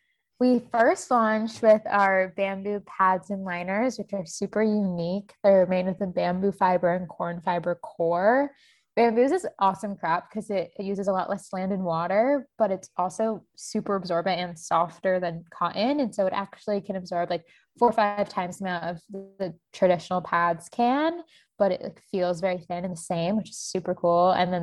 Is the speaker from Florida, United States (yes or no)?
yes; Tampa, Florida, United States; moved away as an adult; also born or lived in Boston; I grew up in Tampa, Florida